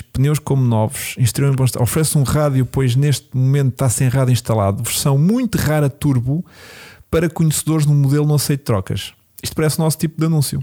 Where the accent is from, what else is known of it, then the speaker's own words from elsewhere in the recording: Lisbon, Portugal; eu sou de Lisboa